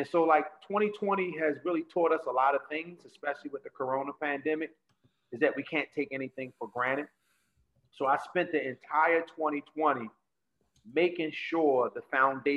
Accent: Baltimore, Maryland, United States; Growing up in Baltimore City

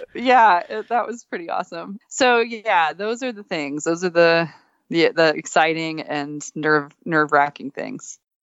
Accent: Texas, United States; moved away; also born or lived in Alaska; I grew up in Texas

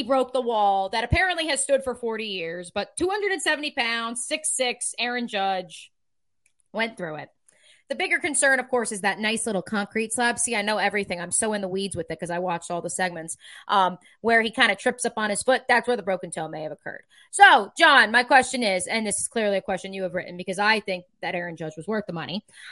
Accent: New Jersey, United States; growing up in New Jersey

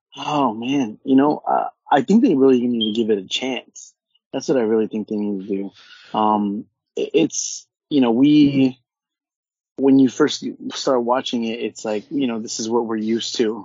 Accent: Orange County, California, United States; I'm from Orange County and from the West Coast

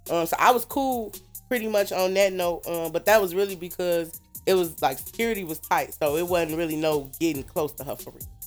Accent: Maywood, Illinois, United States; also born or lived in Chicago, Illinois / Hammond, Indiana; I'm from Maywood. Mm-hmm. I grew up in a very strict home

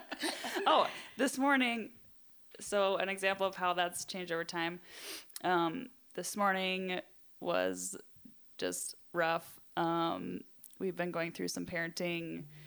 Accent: Wisconsin, United States; I hail from Wisconsin

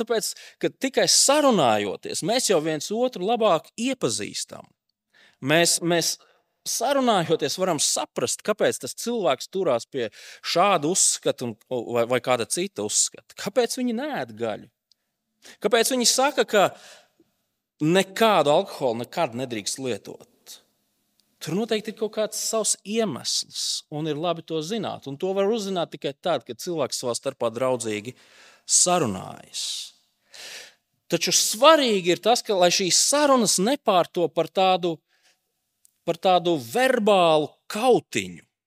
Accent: Latvia; esam tomēr latvieši

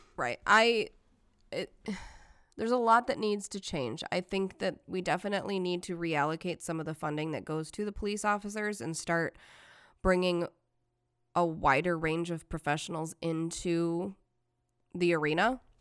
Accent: Detroit, Michigan, United States; accent: flat; I'm from Detroit.

